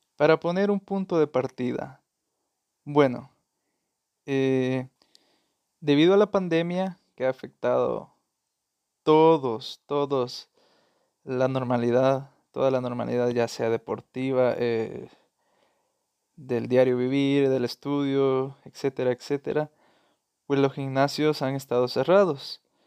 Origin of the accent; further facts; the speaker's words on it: El Salvador; soy salvadoreño